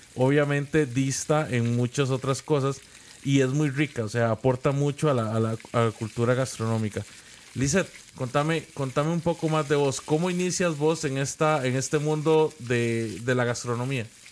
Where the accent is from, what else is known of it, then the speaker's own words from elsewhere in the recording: Costa Rica; aquí en Costa Rica